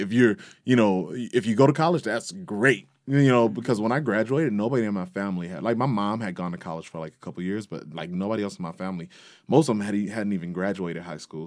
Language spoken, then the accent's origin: English; Detroit, Michigan, United States; I was born and raised in Detroit